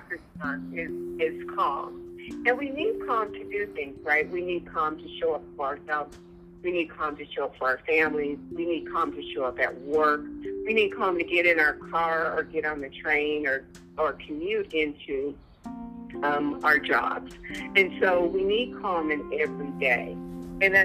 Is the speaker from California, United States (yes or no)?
yes; Los Angeles, California, United States; I was born and raised in Los Angeles, in South Central Los Angeles